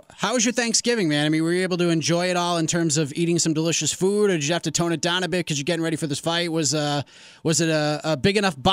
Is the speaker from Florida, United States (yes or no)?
no; Boston, Massachusetts, United States; I grew up in the Boston area.